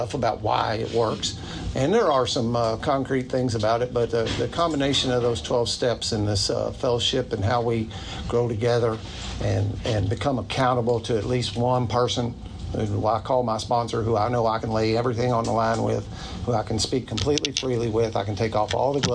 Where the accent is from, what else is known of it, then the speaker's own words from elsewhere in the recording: New Albany, Indiana, United States; I'm from New Albany